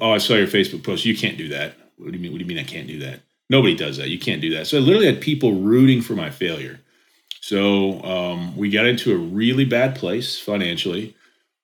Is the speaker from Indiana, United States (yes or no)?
yes; Indianapolis, Indiana, United States; I'm from Indianapolis. I live about 35 minutes south now. So I've always lived in Indiana.